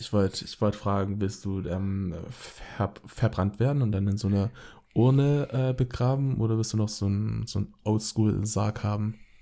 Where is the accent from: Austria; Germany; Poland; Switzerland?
Germany; Dusslingen, Baden-Württemberg; also born or lived in Frohndorf; now in Cologne, Germany; born, born in Frohndorf, lived in Frohndorf, raised in Dusslingen and then lived in Cologne, Er äh, based, based in Cologne.